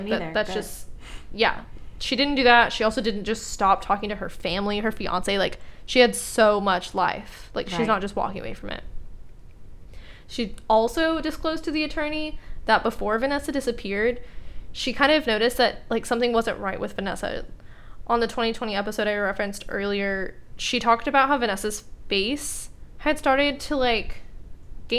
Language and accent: English; Texas, United States; I'm from Texas, born and raised